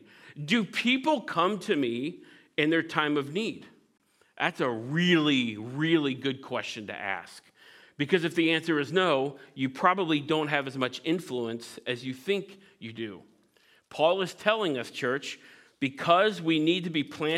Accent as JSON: {"language": "English", "region": "Midwest", "country": "United States", "tie": "born or raised there", "said": "I grew up in the Midwest"}